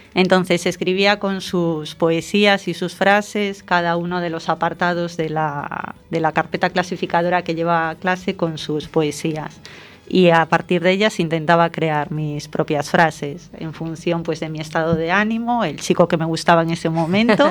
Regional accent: A Coruña, Galicia, Spain; me siento coruñesa por encima de todo

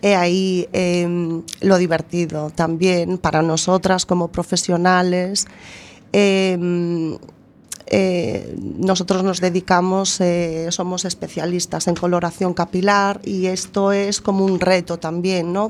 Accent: A Coruña, Galicia, Spain; also born or lived in Boimorto; nací en Coruña, estuve mis primeros tres años en Boimorto, mi, mi, mi, pueblo materno.

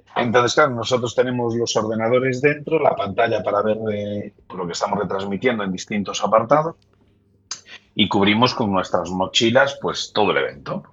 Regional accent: Lugo, Galicia, Spain; yo que soy de Lugo

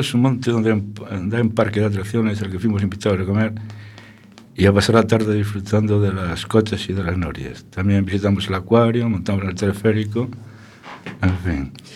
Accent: Vigo, Galicia, Spain; soy de Vigo

